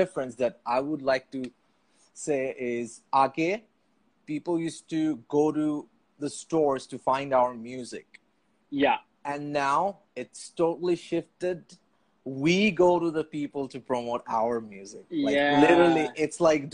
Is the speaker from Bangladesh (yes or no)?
yes; Dhaka, Dhaka Division, Bangladesh; I was born and raised in Puran Dhaka